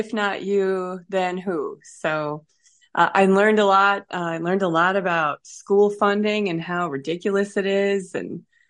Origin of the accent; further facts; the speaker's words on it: Wisconsin, United States; Now, remember, I'm a cheesehead from Wisconsin.